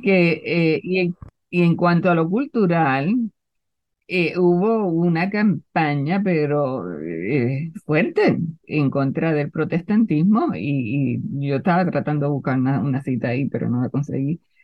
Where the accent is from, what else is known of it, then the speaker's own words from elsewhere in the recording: Puerto Rico; en mi pueblo había dos cines